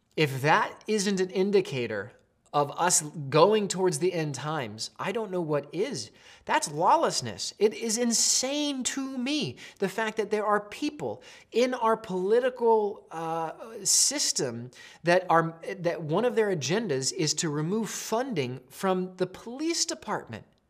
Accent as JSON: {"language": "English", "region": "Pacific Northwest", "country": "United States", "tie": "born or raised there", "said": "growing up in the Northwest"}